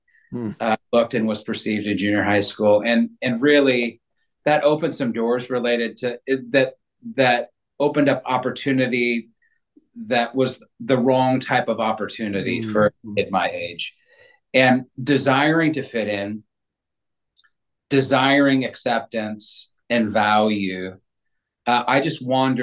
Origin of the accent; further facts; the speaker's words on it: Northern California, United States; I grew up in Northern California